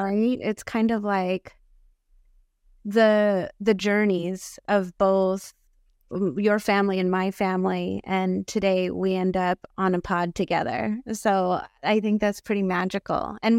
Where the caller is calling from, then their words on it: Rancho Cucamonga, California, United States; And currently I'm calling from Rancho Cucamonga, also known as Tungvalan on Turtle Island.